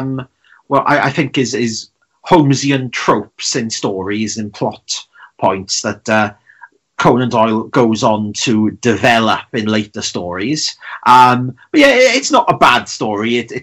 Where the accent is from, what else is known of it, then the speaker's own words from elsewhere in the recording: Welsh, Wales, United Kingdom; I'm the Welsh Robert De Niro